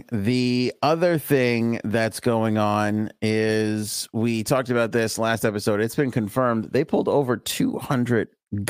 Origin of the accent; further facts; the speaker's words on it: Bayside, New York, United States; my wife likes to sunbathe out in the backyard, you know, because we're from Bayside. We didn't have yards.